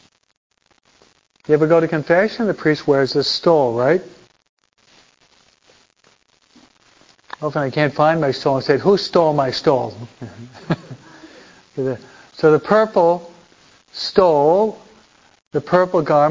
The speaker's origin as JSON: {"language": "English", "region": "East Coast", "country": "United States", "moved": "yes", "lives_now": "California, United States", "said": "I'm from the East Coast."}